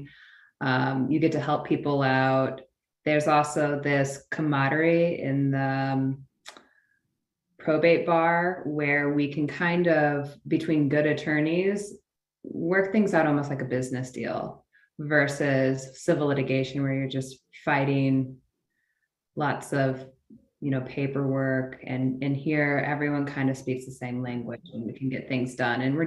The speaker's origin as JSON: {"language": "English", "town": "Peoria", "region": "Illinois", "country": "United States", "tie": "born or raised there", "moved": "as an adult", "lives_now": "Los Angeles, United States", "said": "Grew up in central Illinois, in a town called Peoria"}